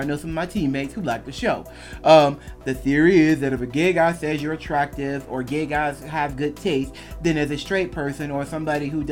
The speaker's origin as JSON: {"language": "English", "country": "United States", "said": "I'm an American bi guy."}